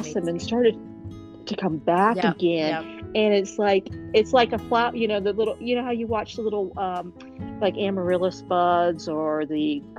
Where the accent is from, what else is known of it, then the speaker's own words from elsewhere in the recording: Columbus, Ohio, United States; now in Nashville, United States; I'm originally from Columbus, Ohio too, so I consider myself still an Ohioan